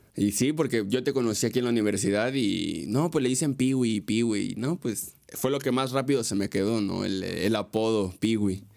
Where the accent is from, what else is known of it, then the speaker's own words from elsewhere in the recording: Mexico; la cultura que, que tenemos como mexicanos